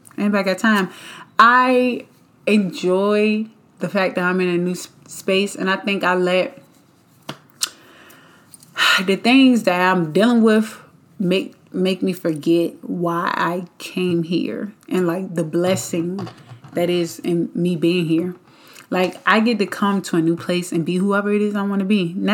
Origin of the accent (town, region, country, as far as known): Richmond, United States; born or raised there; moved away as an adult; now in Atlanta, United States